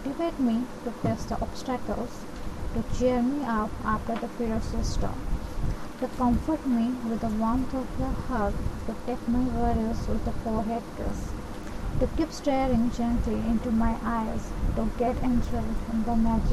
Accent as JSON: {"language": "English", "town": "Bhubaneswar", "region": "Odisha", "country": "India", "moved": "as an adult", "lives_now": "Kolkata, India", "said": "I am from Bhumeshwar, Odisha."}